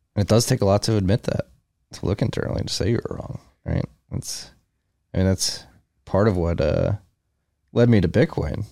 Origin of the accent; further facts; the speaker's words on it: Philadelphia, Pennsylvania, United States; I'm from Philadelphia, we're going through similar things up in Philly